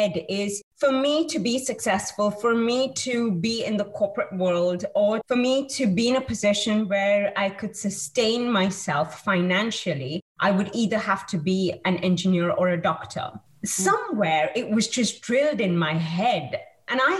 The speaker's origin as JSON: {"language": "English", "country": "India", "tie": "born or raised there", "said": "I have been born and brought up in India"}